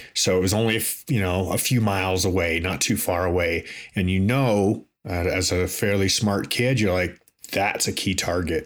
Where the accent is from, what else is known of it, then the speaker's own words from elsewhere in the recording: Toronto, Ontario, Canada; I grew up in Toronto, in Canada